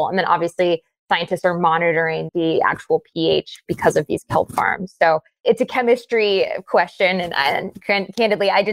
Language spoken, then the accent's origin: English; Cape Cod, Massachusetts, United States; I grew up on Cape Cod